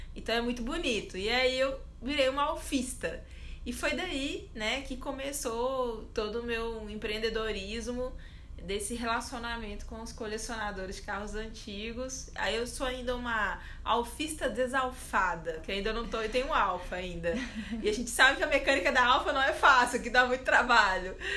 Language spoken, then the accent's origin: Portuguese; Belo Horizonte, Minas Gerais, Brazil; eu sou de Belo Horizonte